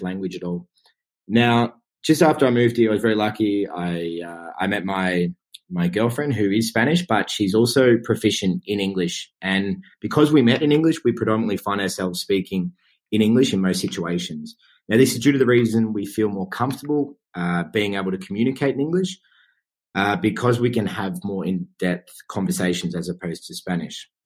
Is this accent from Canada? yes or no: no; Australia; moved away as an adult; now in Madrid, Spain; I'm from Australia, and I've been living here in Madrid, uh, Spain for just over three years now